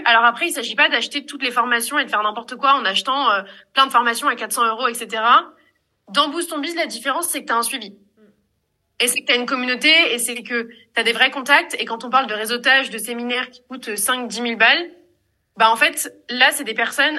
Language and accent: French; Marseille, Provence-Alpes-Côte d'Azur, France; je suis de Marseille